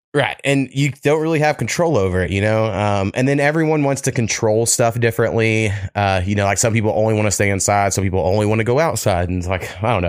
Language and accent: English; Oklahoma, United States; I grew up like four miles from Texas